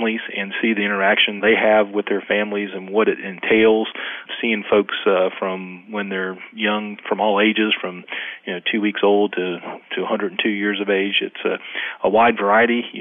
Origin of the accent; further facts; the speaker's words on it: Jacksonville, Florida, United States; now in Brooklet, Georgia, United States; I grew up in Jacksonville, Florida